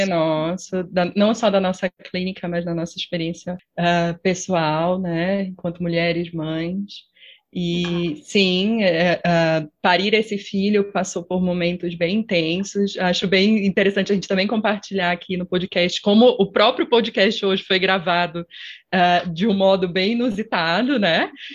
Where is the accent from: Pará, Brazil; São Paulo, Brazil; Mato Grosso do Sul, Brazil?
Pará, Brazil; moved away as an adult; now in Curitiba, Brazil; eu não sou daqui de Curitiba, eu sou do Pará